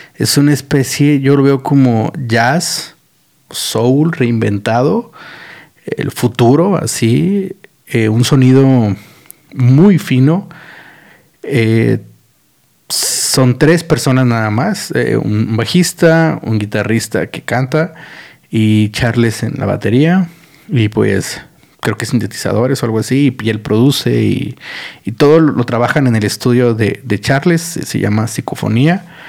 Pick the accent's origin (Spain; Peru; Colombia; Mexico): Mexico; como mexicanos somos unos pendejos